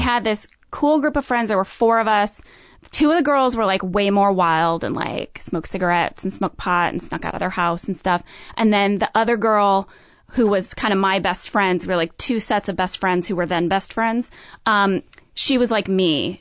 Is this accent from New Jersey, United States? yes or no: no; St. Louis, Missouri, United States; I grew up in Saint Louis, Missouri.